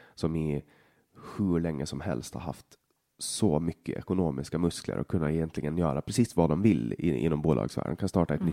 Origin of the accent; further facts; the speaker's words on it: Åland Islands; moved away as an adult; now in Sweden; jag är helt uppvuxen här